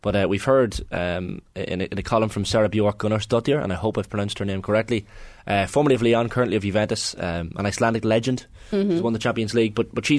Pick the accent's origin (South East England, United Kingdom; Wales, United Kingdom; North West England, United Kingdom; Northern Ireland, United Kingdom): Northern Ireland, United Kingdom; Newry; born there; Yeah, but I was born in Daisy Hill Hospital in Newry, right?